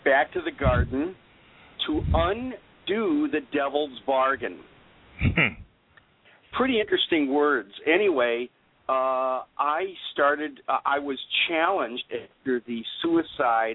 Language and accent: English; Minnesota, United States; also born or lived in Europe; I grew up in Minnesota